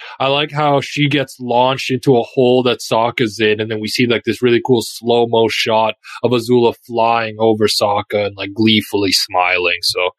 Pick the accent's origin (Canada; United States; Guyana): Canada; born or raised there